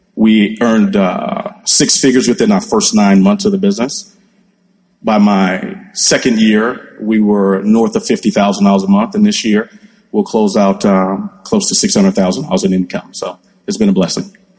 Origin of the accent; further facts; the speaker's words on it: Nigeria; now in United States; I was born in the States and raised over in Nigeria